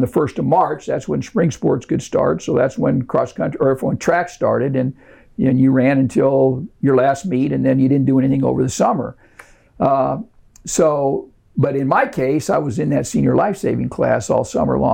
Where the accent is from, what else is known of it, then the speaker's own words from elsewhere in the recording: Ohio, United States; I grew up in Ohio